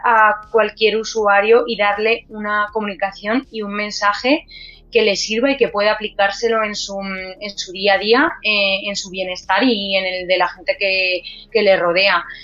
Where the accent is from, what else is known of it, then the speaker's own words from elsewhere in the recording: Albacete, Castilla-La Mancha, Spain; soy de Albacete y que, la empresa es albaceteña